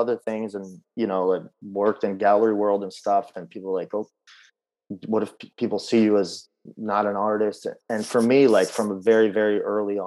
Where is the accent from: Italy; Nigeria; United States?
United States; Baltimore, Maryland; born or raised there; also born or lived in Kyiv, Ukraine